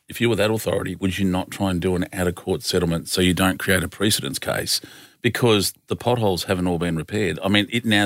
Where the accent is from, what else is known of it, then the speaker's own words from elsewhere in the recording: Australia; as an Australian